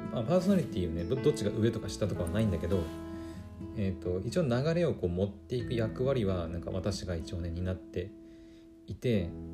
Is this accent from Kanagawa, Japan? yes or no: no; Aomori, Japan; 私青森の人間じゃないですか